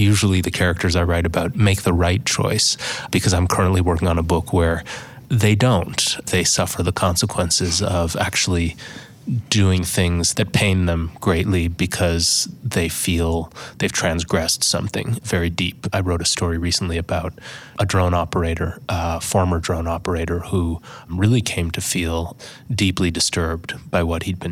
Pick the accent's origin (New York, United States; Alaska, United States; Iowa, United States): New York, United States; Buffalo; I grew up in Buffalo, New York.